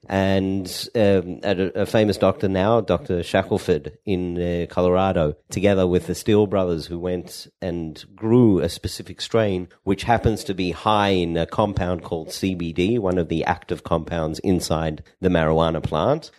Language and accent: English; Perth, Western Australia, Australia; moved away as an adult; also born or lived in Sydney, Australia; now in Israel; I am from Perth, Australia, the Western side, small Jewish community, ten thousand, uh, Jews now. When I grew up, it was probably six thousand